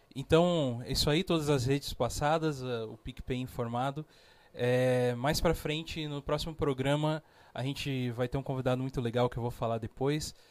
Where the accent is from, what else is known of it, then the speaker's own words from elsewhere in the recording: São José dos Campos, São Paulo, Brazil; Nascido e criado aqui